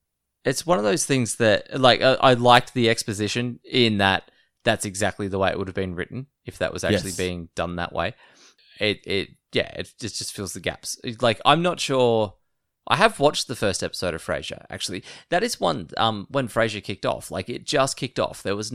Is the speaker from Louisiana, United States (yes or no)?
yes; New Orleans, Louisiana, United States; I grew up here in New Orleans.